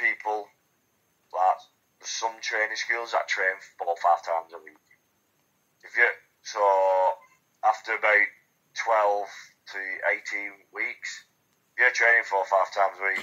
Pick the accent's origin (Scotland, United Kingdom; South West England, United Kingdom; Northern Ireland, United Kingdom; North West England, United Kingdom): North West England, United Kingdom; Wigan; So I'm from Wigan, which is about 20 minutes from Manchester